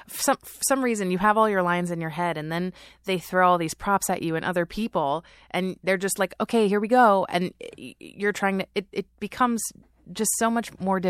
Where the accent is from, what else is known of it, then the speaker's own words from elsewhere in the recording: Norwalk, California, United States; moved away as an adult; now in New York, United States; I grew up in Norwalk.